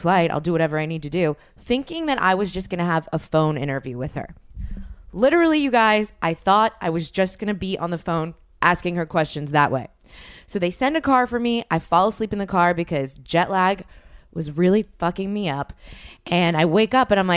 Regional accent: New Orleans, Louisiana, United States; I'm from New Orleans

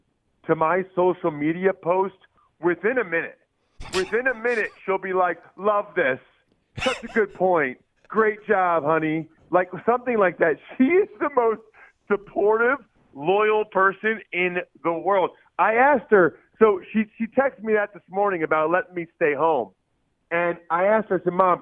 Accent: Pennsylvania, United States; I'm from Pennsylvania

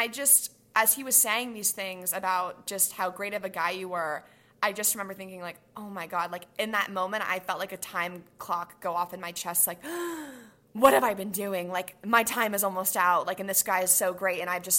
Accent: the Bay Area, California, United States; I'm from the Bay

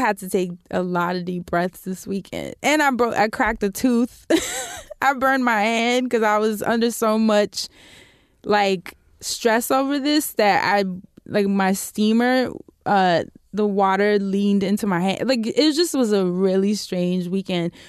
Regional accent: New York City, New York, United States; being a New Yorker, but I've been here my whole life.

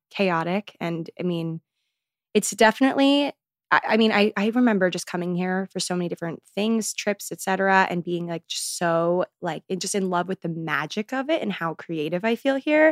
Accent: Maryland, United States; moved away as an adult; now in New York City, United States; I grew up in Maryland, but now I'm here in good old New York City.

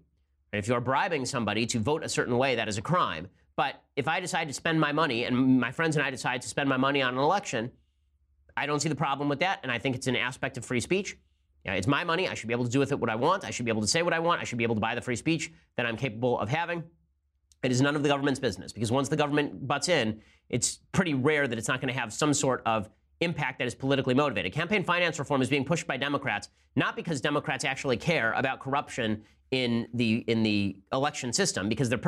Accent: Chicago, Illinois, United States; I'm a diehard Cubs fan and been born and raised in Chicago, Northwest Indiana area.

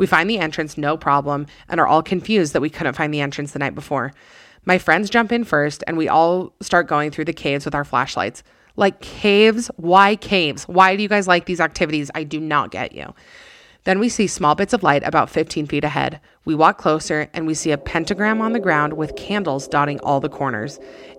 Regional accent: Illinois, United States; I was home from college for Thanksgiving break back in my hometown in Illinois.

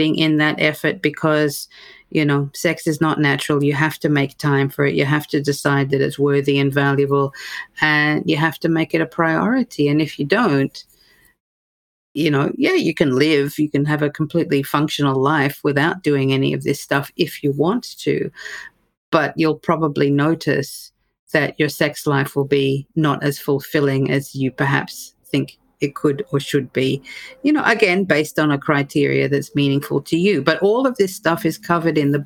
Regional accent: Australia; moved away as an adult; also born or lived in United Kingdom; now in United States; as an Australian therapist, and then I've, you know, sort of done my work in the UK as well, then to come to the US

